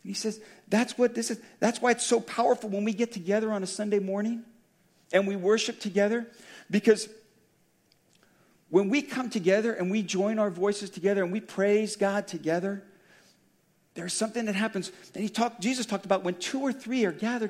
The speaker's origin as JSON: {"language": "English", "town": "Daly City", "region": "California", "country": "United States", "tie": "born or raised there", "said": "I grew up in Daly City, about 2 or 3 miles from the Colma border"}